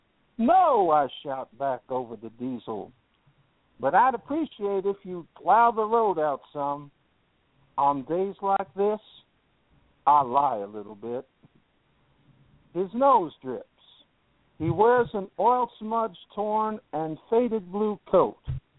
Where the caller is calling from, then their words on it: Pelham, Alabama, United States; In Alabama. I'm still in the same place. I'm still about 10 miles outside of Birmingham in Pelham, Alabama.